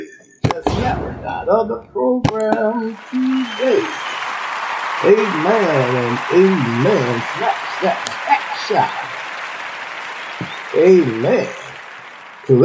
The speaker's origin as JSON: {"language": "English", "region": "Texas", "country": "United States", "moved": "yes", "lives_now": "Ohio, United States", "said": "Texas, my home state"}